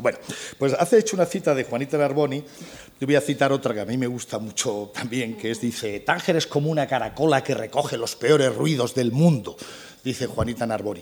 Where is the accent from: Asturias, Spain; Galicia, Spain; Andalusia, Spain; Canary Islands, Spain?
Andalusia, Spain; Granada; Yo soy granadino, andaluz, español